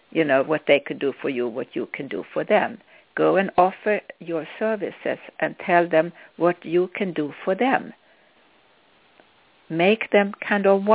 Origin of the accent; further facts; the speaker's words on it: Sweden; accent: Swedish; English is a second language; moved away; I'm Swedish if you wonder what my accent comes from, what it is.